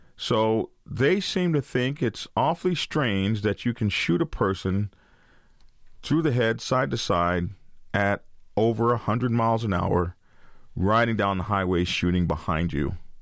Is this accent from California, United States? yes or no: no; Oklahoma, United States; I come from Oklahoma, uh, ride horses and all that sort of stuff. And we used to practice shooting off our horses.